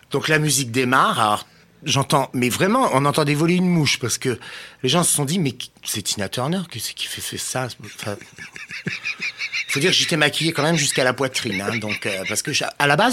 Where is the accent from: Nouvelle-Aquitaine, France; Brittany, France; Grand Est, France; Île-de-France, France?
Grand Est, France; Nancy; also born or lived in Metz; moi, je suis né à Nancy, moi.